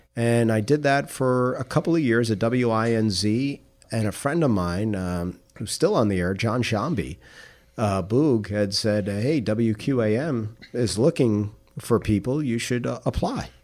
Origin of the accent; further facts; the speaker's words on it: New York City, New York, United States; also born or lived in South Florida / Tallahassee, Florida / Jacksonville, Florida; now in Palm Beach County, United States; I grew up in Queens, New York in the seventies